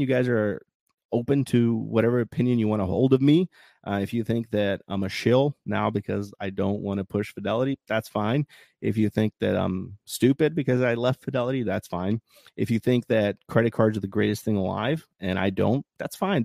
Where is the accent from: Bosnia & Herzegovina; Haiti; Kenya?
Bosnia & Herzegovina; moved away; my home country